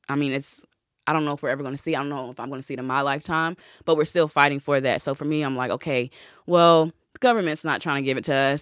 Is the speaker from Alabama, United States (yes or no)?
no; North Carolina, United States; I'm from a country town. I'm from North Carolina. So I went to, like, a white country, southern school